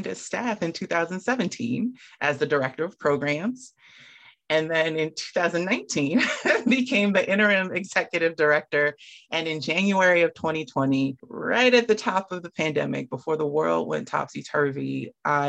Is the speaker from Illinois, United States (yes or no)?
no; Camden, New Jersey, United States; I'm from Camden, New Jersey. I did a lot of after school programs growing up.